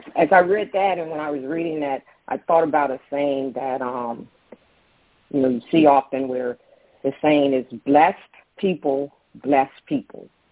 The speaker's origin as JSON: {"language": "English", "town": "Daytona Beach", "region": "Florida", "country": "United States", "tie": "born or raised there", "lives_now": "Tampa, United States", "said": "I grew up in Daytona Beach"}